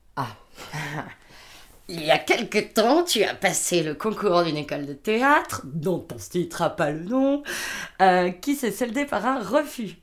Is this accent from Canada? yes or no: no; France; j'ai 27 ans, je suis française